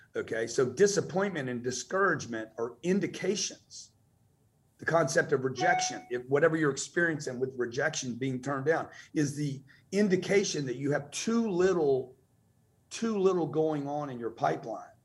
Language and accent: English; Lake Charles, Louisiana, United States; also born or lived in Los Angeles, California; now in Miami, United States; I grew up in Lake Charles, Louisiana.